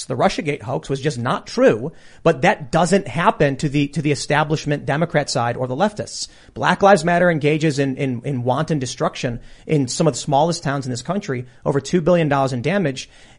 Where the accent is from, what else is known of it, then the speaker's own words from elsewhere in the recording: Chicago, Illinois, United States; with my mom, who's mixed race, marrying a white guy and having a second generation mixed race family. And I genuinely believed when I was a kid, growing up in Chicago